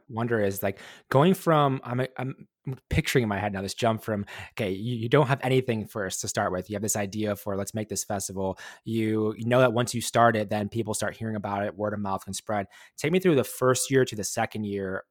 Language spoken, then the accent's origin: English; Milwaukee, Wisconsin, United States; I'm from Milwaukee, Wisconsin